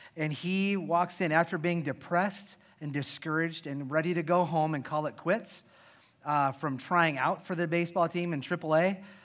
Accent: Iowa, United States; I was born and raised in Iowa

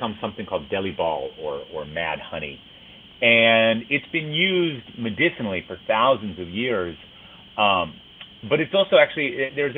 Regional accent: Minneapolis, Minnesota, United States; moved away; I grew up in Minneapolis in Minnesota

